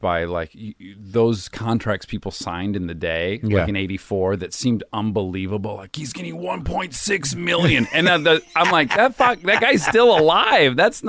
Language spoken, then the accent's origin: English; Milford, Michigan, United States; Well, I'm from Michigan. I'm from a suburb of Detroit.